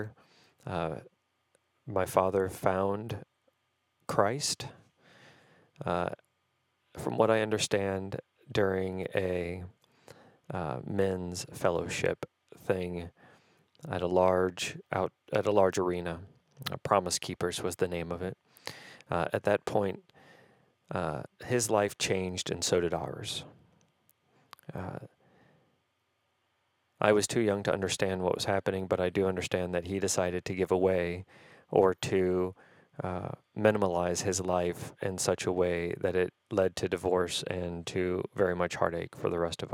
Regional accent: St. Louis, Missouri, United States; also born or lived in Algiers, Louisiana / New Orleans, Louisiana / Cincinnati, Ohio / Indiana; We lived in St. Louis for the rest of my time growing up. And in fact, I have lived here the majority of my time.

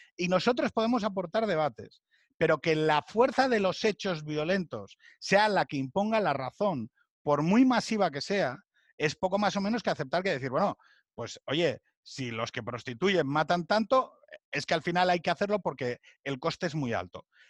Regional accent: Asturias, Spain; Yo soy de Asturias, todo lo que son las cuencas

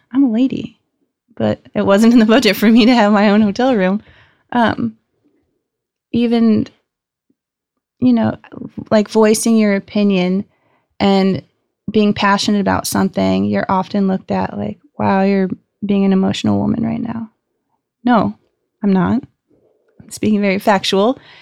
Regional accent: Gilbert, Arizona, United States; I grew up in Gilbert, Arizona. I'm the fifth generation to be born and raised in Arizona.

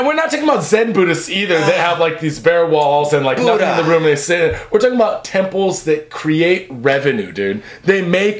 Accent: United States; now in Japan

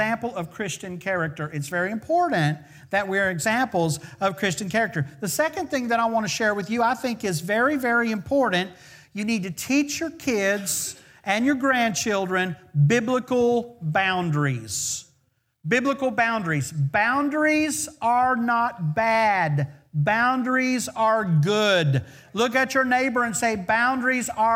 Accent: the South, United States; we're kind of from the South

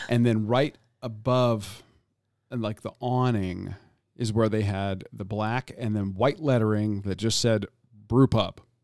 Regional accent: Florida, United States; I'm born and raised in Florida

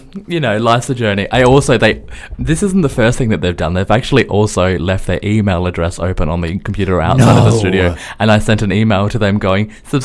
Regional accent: Australia; I'm Australian.

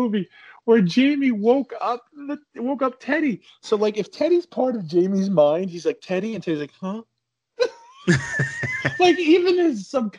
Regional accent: Canada; Being Canadian, it's, you know, I give it a lot of leeway anyway.

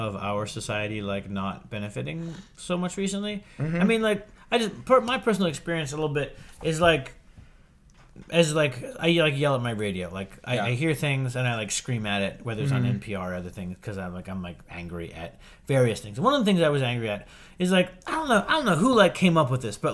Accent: Western Pennsylvania, United States; I grew up in Western Pennsylvania

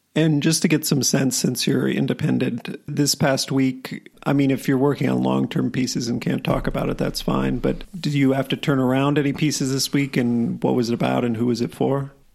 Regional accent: Wisconsin, United States; moved away; I'm from Wisconsin

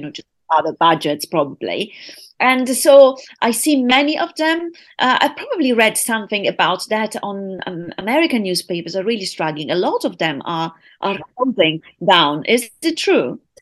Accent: United Kingdom; now in Italy; my hometown, U K

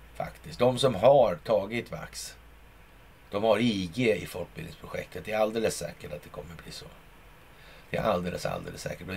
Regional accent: Sweden; när man själv sitter i Sverige som svensk

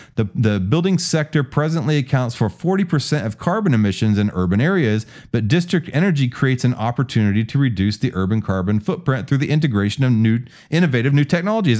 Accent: Houston, Texas, United States; also born or lived in Kingwood; I come from, uh, born and raised in Houston

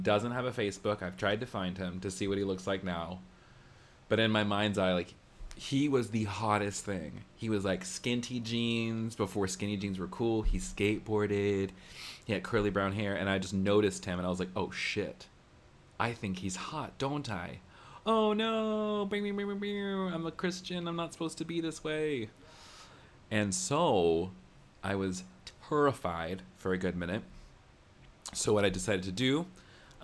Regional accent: the American South, United States; growing up in the American South means, like, you're kind of, like, exposed to evangelicalism

